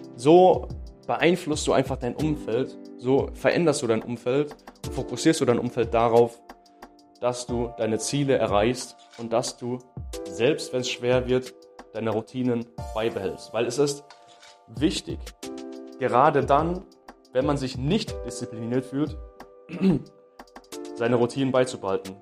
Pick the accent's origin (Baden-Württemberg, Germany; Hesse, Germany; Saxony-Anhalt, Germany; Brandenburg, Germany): Baden-Württemberg, Germany; bei uns in Baden-Württemberg